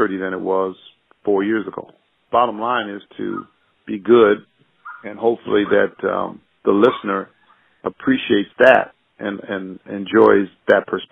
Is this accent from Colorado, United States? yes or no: yes; Denver, Colorado, United States; moved away as an adult; also born or lived in Carthage, Missouri / Cleveland; I was born in Carthage, Missouri. Then I was raised, my folks lived in Cleveland until I was about 7, and then we moved to Denver, Colorado, and I was there until I went away for college